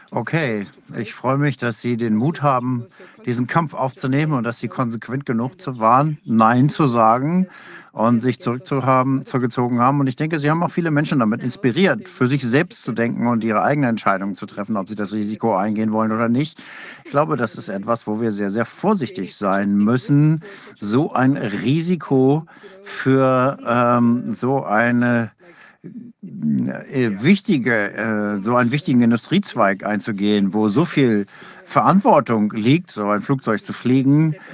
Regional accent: England, United Kingdom; now in Australia; Ich selbst bin Engländer, meine Frau ist aus äh, Australierin

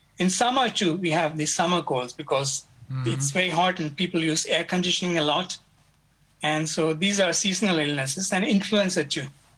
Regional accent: India; now in Japan; I'm from India

